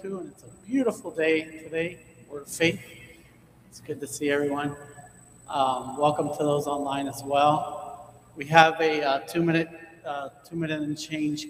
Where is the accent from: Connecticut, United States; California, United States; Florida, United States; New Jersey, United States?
Florida, United States; Hialeah; I grew up in Hialeah